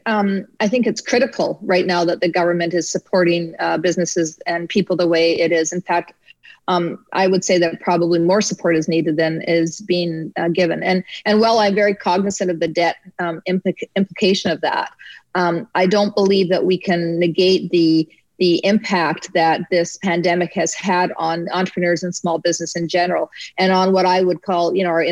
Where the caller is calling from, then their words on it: Ontario, Canada; I'm checking on from my cottage up in actually in Ontario. So I'm not in Alberta right now.